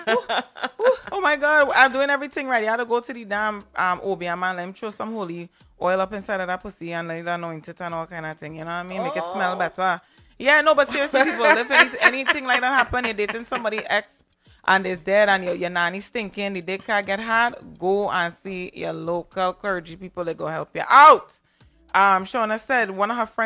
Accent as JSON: {"language": "English", "country": "Trinidad & Tobago", "said": "I'm from Trinidad"}